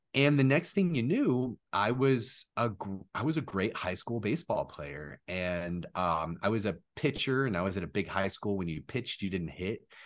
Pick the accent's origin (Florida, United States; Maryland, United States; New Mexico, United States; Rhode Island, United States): Florida, United States; Orlando; growing up in Orlando, in Disney's backyard, right across the street from Universal too, that's a really cool place to grow up